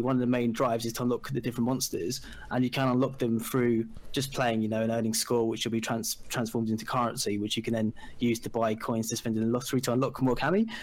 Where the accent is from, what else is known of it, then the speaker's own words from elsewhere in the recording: England, United Kingdom; I'm from England and I'm a games designer